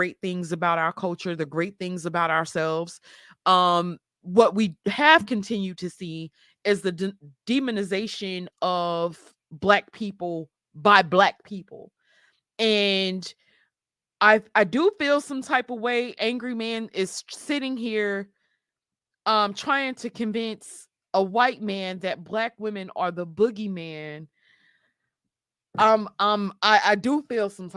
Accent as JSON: {"language": "English", "region": "Mississippi", "country": "United States", "tie": "born or raised there", "also_born_or_lived": "New York City", "said": "I was born in Mississippi, moved to New York when I was 6, moved back to Mississippi"}